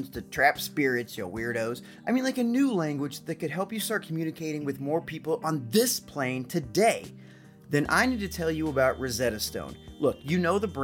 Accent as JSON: {"language": "English", "town": "Alton", "region": "Illinois", "country": "United States", "tie": "born or raised there", "said": "learning more about my hometown"}